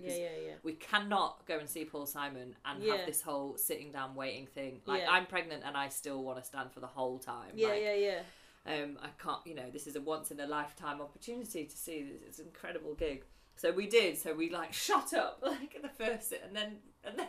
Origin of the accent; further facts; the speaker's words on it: England, United Kingdom; I hate being English at a gig